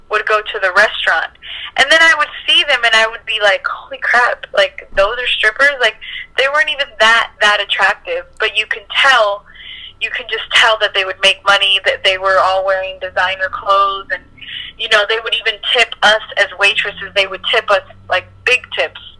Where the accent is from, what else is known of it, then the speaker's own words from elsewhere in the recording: East Coast, United States; moved away as an adult; So, um, I grew up in the East Coast